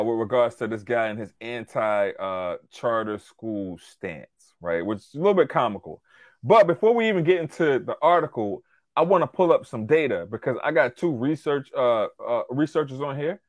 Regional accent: Louisiana, United States; moved away; also born or lived in Long Island, New York; I'm from Louisiana

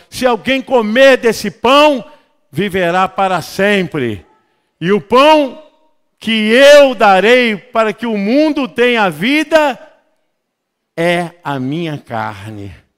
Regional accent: Rio de Janeiro, Brazil; tenho origem nordestina, sou carioca

